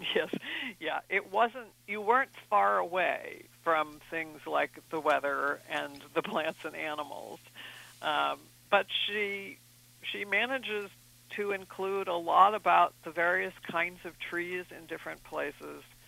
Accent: East Coast, United States; I'm from the East Coast

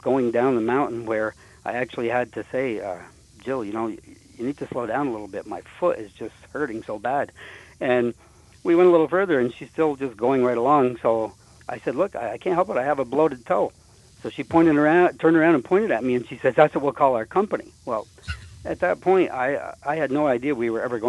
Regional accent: Champlain, New York, United States; I was born and raised in Champlain

